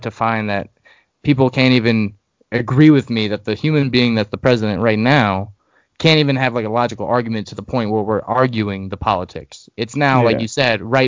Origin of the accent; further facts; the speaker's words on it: Long Island, New York, United States; now in Arizona, United States; growing up in New York, from Long Island, and my parents live in Brooklyn now.